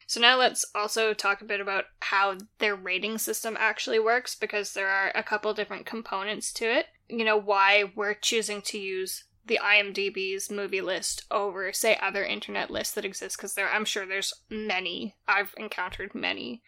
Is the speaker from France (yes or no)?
no; Canada; I'm Canadian